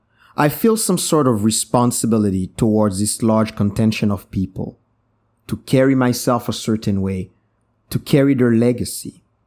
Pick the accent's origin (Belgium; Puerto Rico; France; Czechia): Belgium; Brussels; born there; I was born in 1981 in Brussels, Belgium. My Haitian parents met there while in university.